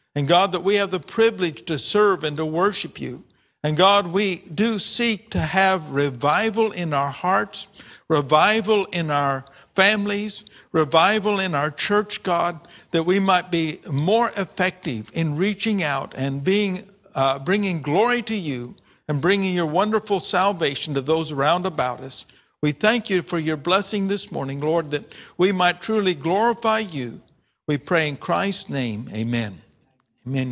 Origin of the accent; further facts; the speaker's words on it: United States; my language as American